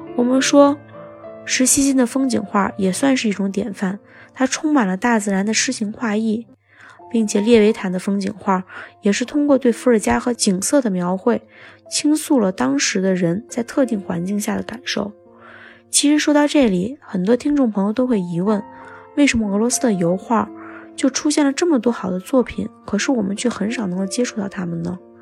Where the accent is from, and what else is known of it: China